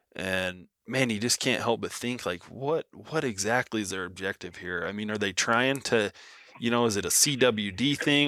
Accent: Nevada, United States; that's how Nevada is. You know, growing up, you you just knew you were going to get a tag every three to five years

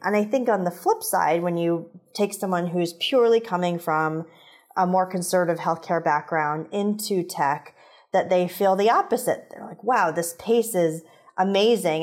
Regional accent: Indianapolis, Indiana, United States; I grew up in Indianapolis, where Eli Lilly is based

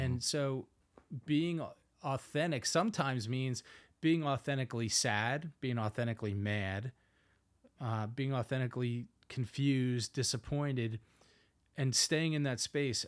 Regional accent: Philadelphia, Pennsylvania, United States; accent: Northeast; I have a, a Northeast accent, born and raised in Philadelphia, Pennsylvania

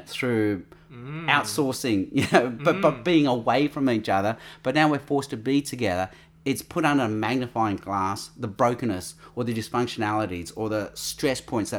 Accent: Australia; with Asian Australians, we're called third culture people because you're not Asian, but you're not Australian. You're of a third culture.

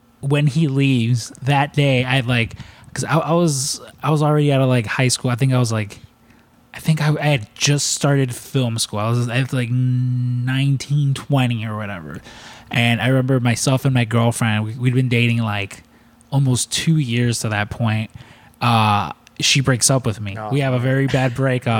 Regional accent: Chicago, Illinois, United States; you're a Chicago kid

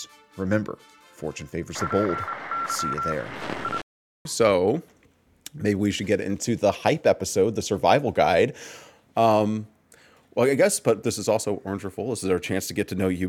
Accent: Texas, United States; I am from Texas

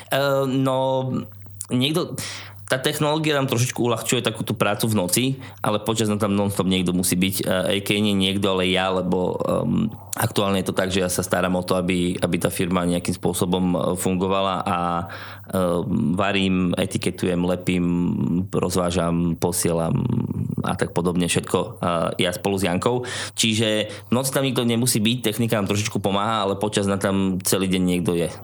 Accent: Poprad, Prešov Region, Slovakia; moved away as an adult; also born or lived in England; now in Trnava, Slovakia; keďže ja som pôvodom z Popradu, tak som šiel domov do Popradu

